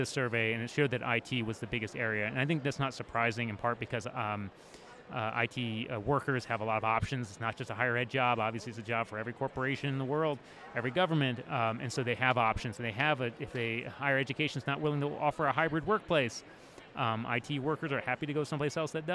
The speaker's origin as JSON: {"language": "English", "town": "Washington", "region": "District of Columbia", "country": "United States", "tie": "born or raised there", "said": "My hometown is Washington, D.C."}